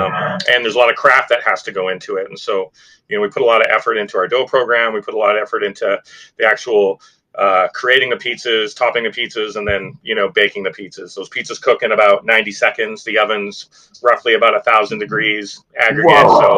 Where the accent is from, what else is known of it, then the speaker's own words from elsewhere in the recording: Canada; now in Naples, United States; I'm from the West Coast of Canada. So I've been down here in Naples for about 18 years and, you know, moved here for family.